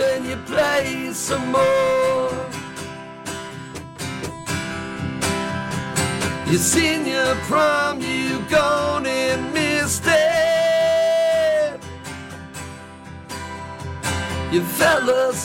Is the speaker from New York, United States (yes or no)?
yes; Huntington, New York, United States; I'm from Huntington, Long Island